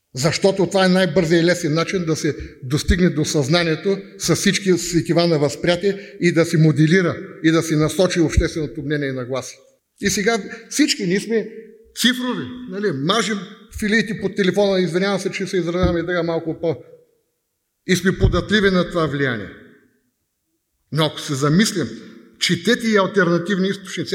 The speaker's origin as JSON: {"language": "Bulgarian", "country": "Bulgaria", "said": "аз съм българин и милея за България"}